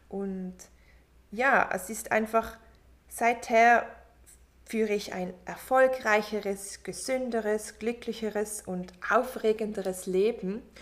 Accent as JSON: {"language": "German", "country": "Switzerland", "tie": "born there", "said": "ich bin in der Schweiz geboren und ich wuchs in einer ganz, ganz großen Familie auf"}